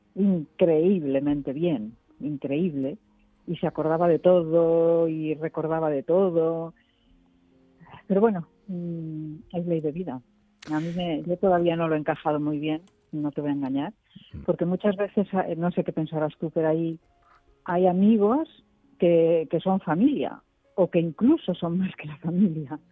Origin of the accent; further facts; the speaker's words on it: Galicia, Spain; yo que soy gallega